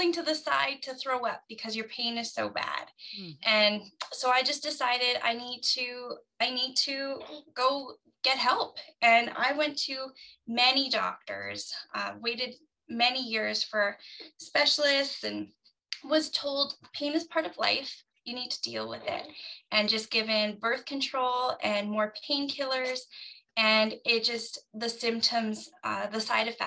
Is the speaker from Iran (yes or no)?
no; Canada; I'm from Canada